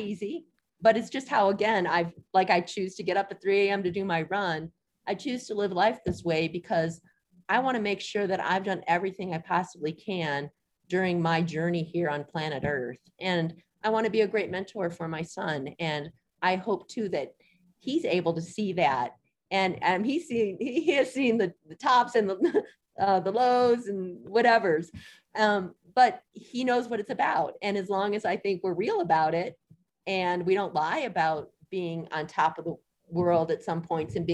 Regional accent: Detroit, Michigan, United States; moved away as an adult; also born or lived in Evanston, Illinois / Santa Fe, New Mexico; now in Crested Butte, United States; I grew up in Detroit, lived in Michigan my whole life

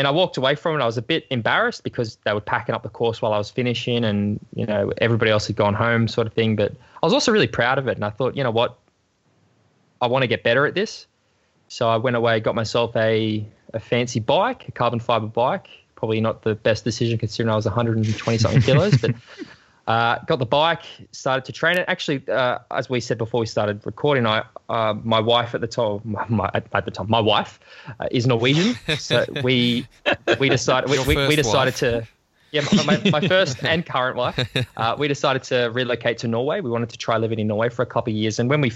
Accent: Australia; growing up in Australia.

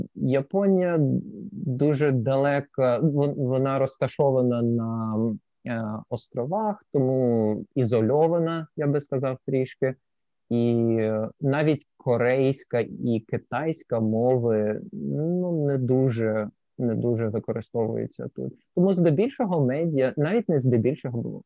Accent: Sevastopol, Crimea, Ukraine; moved away as an adult; also born or lived in Lviv / China / Germany; now in Kobe, Japan; Я народився у Львові, а після двох або трьох місяців після мого народження моя сім'я переїхала до Севастополя Криму, і я виріс в Криму до 20 років.

